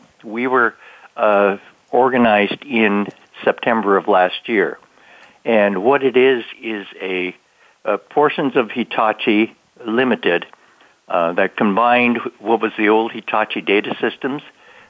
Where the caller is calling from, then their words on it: Santa Clara, California, United States; I'm calling from Herndon, Virginia. My regular place of employment is in Santa Clara, California, but I'm out here enjoying a bit of vacation.